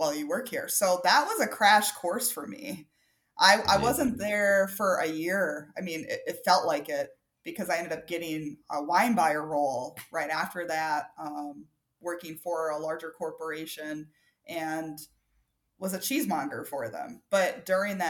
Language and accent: English; Wisconsin, United States; moved away; also born or lived in Minnesota / Ohio; I'm originally from Wisconsin